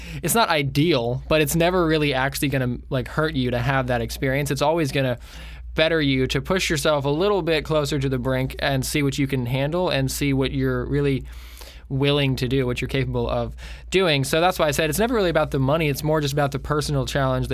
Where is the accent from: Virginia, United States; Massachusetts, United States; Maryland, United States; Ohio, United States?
Maryland, United States; Jessup; also born or lived in Nashville; now in Florida, United States; we're from Maryland, but my parents and my sister have lived here for a long time